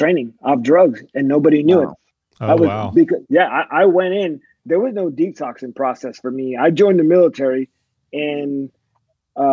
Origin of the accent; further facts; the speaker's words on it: California, United States; moved away as an adult; also born or lived in Fort Bragg, North Carolina / Fort Hood, Texas; I grew up in California